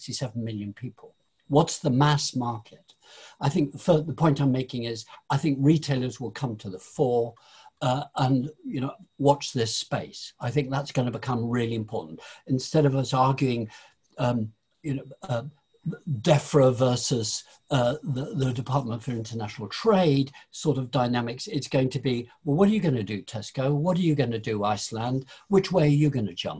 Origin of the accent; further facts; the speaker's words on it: Lincolnshire, East Midlands, United Kingdom; I was born in Lincolnshire, you know, which is the Fens